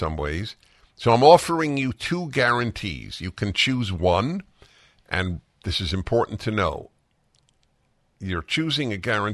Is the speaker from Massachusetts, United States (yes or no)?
no; New York City, New York, United States; moved away; I grew up in New York City, but it's been a long time